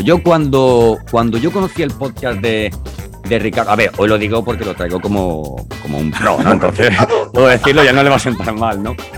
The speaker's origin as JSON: {"language": "Spanish", "region": "Andalusia", "country": "Spain", "said": "somos andaluces los dos"}